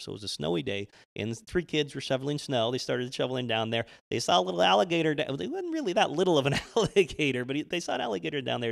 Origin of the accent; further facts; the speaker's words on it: Arizona, United States; moved away as an adult; also born or lived in San Francisco, California; now in New York City, United States; I grew up in Arizona